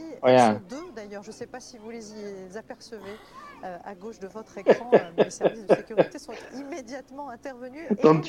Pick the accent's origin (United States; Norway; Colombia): Norway; As a Norwegian